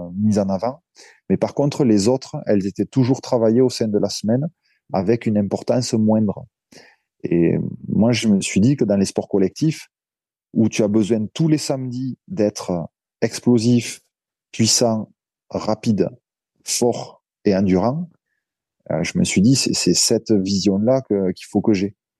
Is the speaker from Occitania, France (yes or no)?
yes; Narbonne, Occitania, France; also born or lived in Bordeaux / Montpellier; d'où je viens, c'est-à-dire le, le, sud de la France, du côté de Narbonne